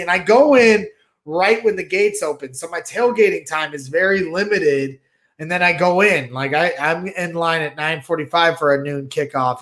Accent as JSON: {"language": "English", "town": "Crown Point", "region": "Indiana", "country": "United States", "tie": "born or raised there", "lives_now": "St. John, United States", "said": "I'm from, I grew up in Crown Point. I live in Saint John"}